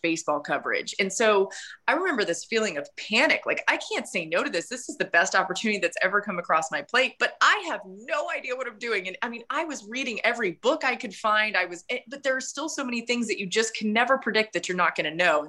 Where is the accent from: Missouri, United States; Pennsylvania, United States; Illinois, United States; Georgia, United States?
Georgia, United States; Atlanta; growing up in Atlanta